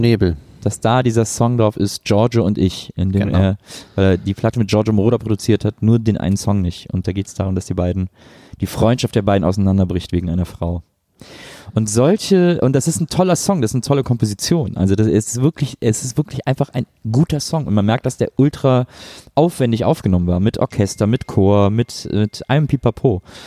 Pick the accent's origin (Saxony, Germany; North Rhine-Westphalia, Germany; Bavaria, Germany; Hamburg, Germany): North Rhine-Westphalia, Germany; Cologne area; ich komme aus dem Kölner äh, Großraum